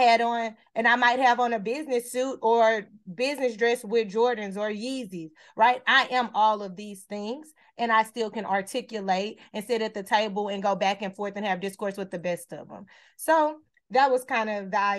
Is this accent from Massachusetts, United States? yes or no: no; Beaumont, Texas, United States; moved away; I'm from Texas, right? Where we do gold grill swangers and screw music and all the things, right? Slab lines. That's who I am. That's what I grew up watching and seeing, sitting in my front yard with my grandparents